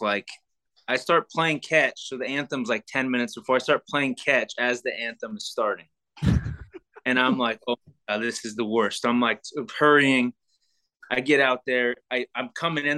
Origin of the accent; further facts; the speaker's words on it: Sacramento, California, United States; I'm from Sacramento